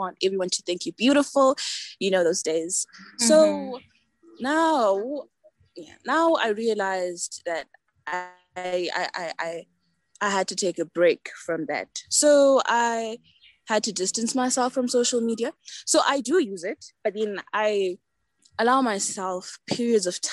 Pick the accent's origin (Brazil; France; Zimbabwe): Zimbabwe; I'm from Zimbabwe